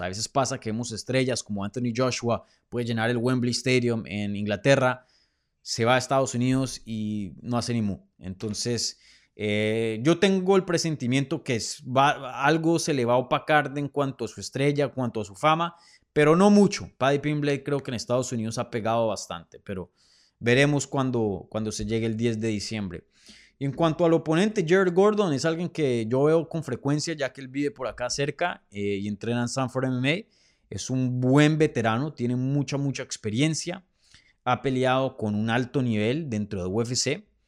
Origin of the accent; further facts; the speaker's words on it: Bogotá, Bogotá Capital District, Colombia; moved away; Bogotá, mi tierrita, que la extraño mucho